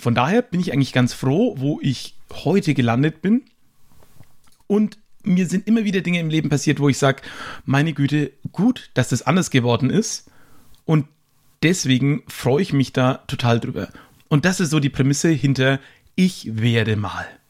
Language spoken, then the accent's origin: German; Höchstadt an der Aisch, Bavaria, Germany; Bäcker, wo ich herkomme